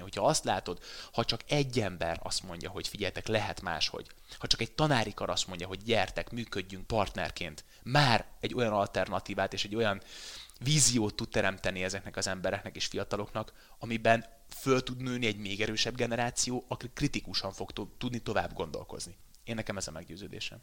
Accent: Veszprém, Veszprém County, Hungary; moved away as an adult; now in Budapest, Hungary; Én Veszprémből jöttem föl Budapestre, Vörös Marti meg gimnáziumba jártam

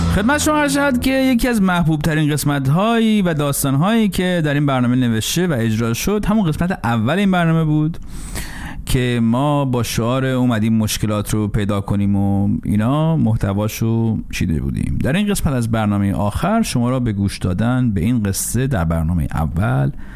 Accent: Iran; moved away as an adult; من سالها پیش که از ایران بیرون می اومدم

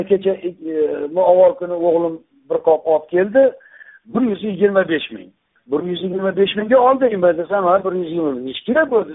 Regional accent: Yangi Akhsi, Namangan Region, Uzbekistan; o'sha man tug'ilgan joy yangi axsi deyilgan

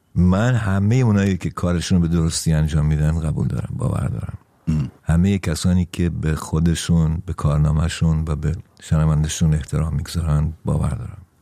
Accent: Iran; moved away; ناراحت نیستم که چرا در ایران به دنیا آمدم

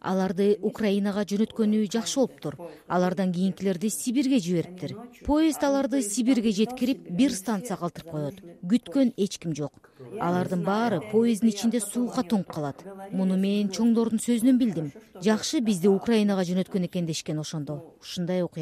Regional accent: Chüy Valley, Chuy Region, Kyrgyzstan; also born or lived in Ketmen-Töbö; мен бир миң тогуз жүз кырк биринчи жылы кетмен төбөдө төрөлгөнмүн биз бир миң тогуз жүз кырк үчүнчү жылы чүй өрөөнүнө көчүп келгенбиз

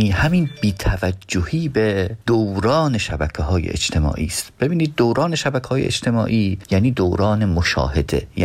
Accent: northern Iran, Iran; با توجه به اینکه خودم شمالی هستم

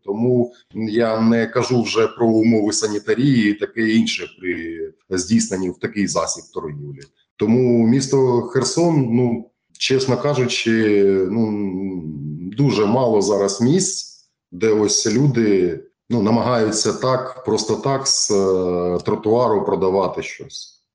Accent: Ukraine; Ми жили у нашій вільній Україні.

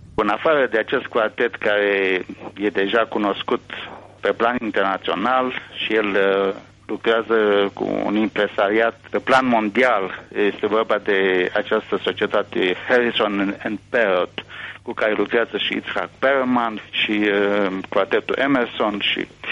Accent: Romania; now in Israel; nu sunt singur ca român

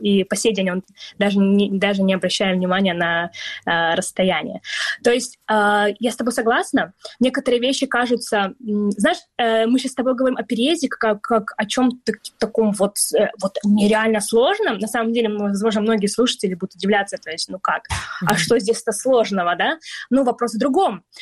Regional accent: Crimea, Ukraine; now in London, United Kingdom; мы с тобой родились в Крыму, мы крымские татарки

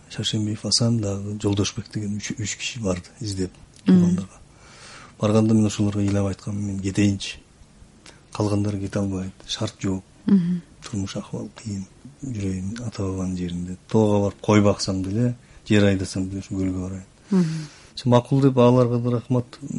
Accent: Xinjiang, China; moved away as an adult; now in Kyrgyzstan; паспортумда туулган жер кытай дейт

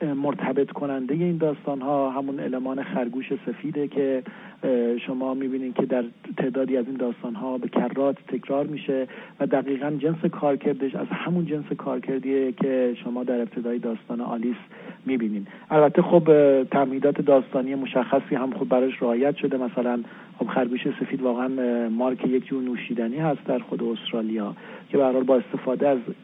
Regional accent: Kermanshah, Kermanshah Province, Iran; now in Tehran, Iran; من کرمانشاهی هستم و طبیعتا به عنوان جایی که در اونجا بزرگ شدم

